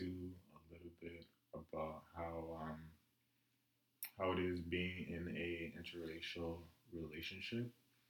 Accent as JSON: {"language": "English", "country": "South Africa", "tie": "born or raised there", "also_born_or_lived": "Congo", "said": "I was born in South Africa, but my parents are from the Congo, so I'm Congolese."}